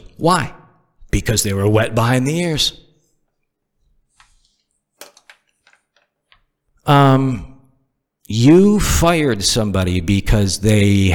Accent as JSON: {"language": "English", "region": "Northeast", "country": "United States", "tie": "born or raised there", "also_born_or_lived": "the South (US)", "moved": "as an adult", "lives_now": "Southern United States", "said": "I'm from the Northeast. And of course, when you're born and raised in the Northeast and you've only lived in the South for a couple years"}